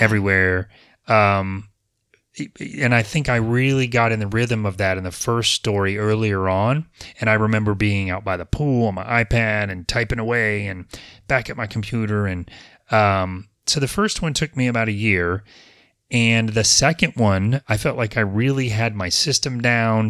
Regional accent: Apopka, Florida, United States; But I was born in Apopka in 1971. I have been here for most of my life.

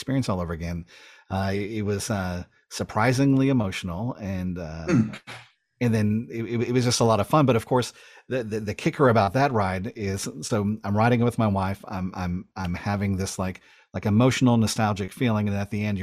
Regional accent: South Georgia, United States; also born or lived in Los Angeles, California; To move from, you know, essentially North LA to South Georgia.

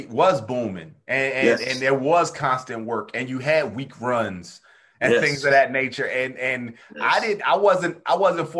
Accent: New Jersey, United States; moved away; also born or lived in the South; I'm from Jersey as well, but I didn't start comedy in Jersey

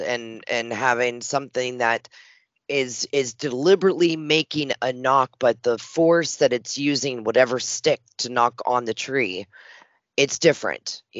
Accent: Western Pennsylvania, United States; now in Tennessee, United States; I was born and raised in Western Pennsylvania.

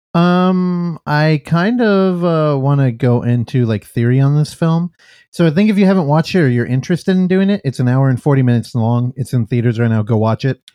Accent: San Francisco, California, United States; I'm from San Francisco

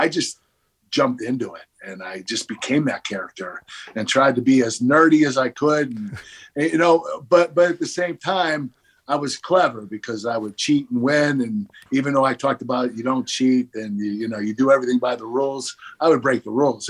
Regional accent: Pittsburgh, Pennsylvania, United States; my hometown in Pittsburgh

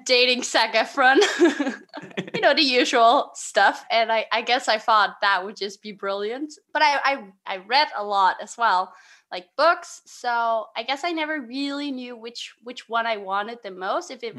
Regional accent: Denmark; I'm from a little town called Vennesbæk, which is 20 minutes away from Copenhagen.

